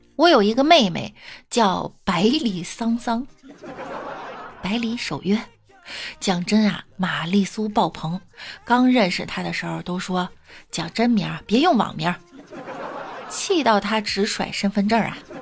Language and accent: Chinese; Shandong, China; 我们山东人耿直